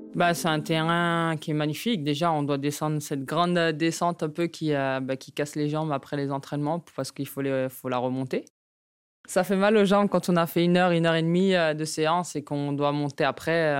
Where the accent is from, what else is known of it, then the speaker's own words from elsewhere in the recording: Le Prêcheur, Martinique; moved away; chez ma mère en Martinique